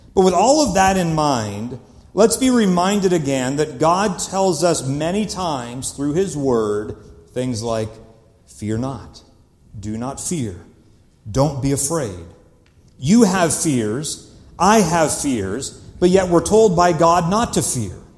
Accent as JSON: {"language": "English", "country": "Canada", "said": "I am Canadian"}